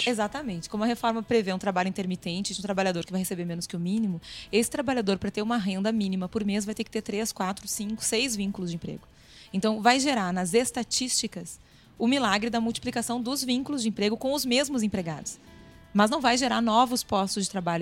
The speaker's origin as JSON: {"language": "Portuguese", "region": "Rio Grande do Sul", "country": "Brazil", "said": "Eu sou gaúcha"}